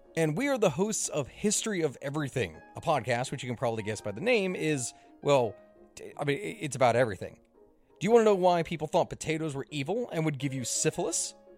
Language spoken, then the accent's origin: English; United States; moved away as an adult; now in United Kingdom; I know I'm American